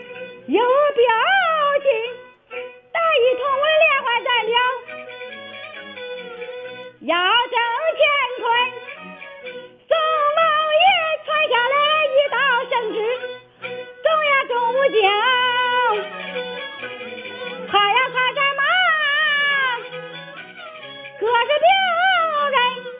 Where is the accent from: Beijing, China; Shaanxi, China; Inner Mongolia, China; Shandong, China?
Shandong, China; 我是山东人，